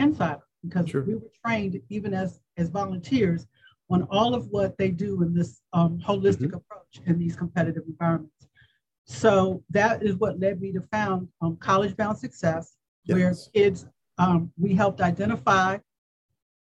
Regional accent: Washington, District of Columbia, United States; also born or lived in Prince George's County, Maryland; They migrated to DC shortly before my birth, and I was born in Freedman's Hospital. And I obviously consider myself a child of the civil rights movement.

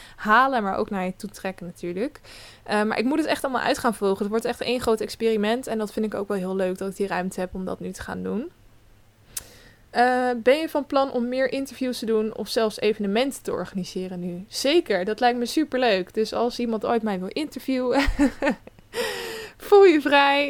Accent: Westland, South Holland, Netherlands; ik kom zeker uit Zuid-Holland. Ik kom uit het Westland, bij de, waar de kassen staan

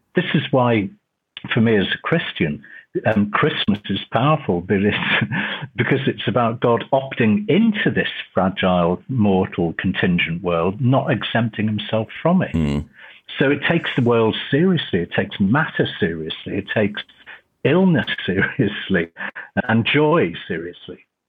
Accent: Liverpool, North West England, United Kingdom; also born or lived in Cheltenham / Croydon / Bradford; now in Leeds, United Kingdom; Originally, I'm from Liverpool, so I'm a Liverpool fan

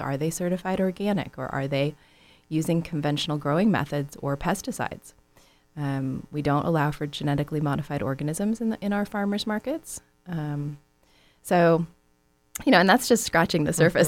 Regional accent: San Francisco Bay Area, California, United States; moved away as an adult; now in Southern California, United States; growing up in the San Francisco Bay Area

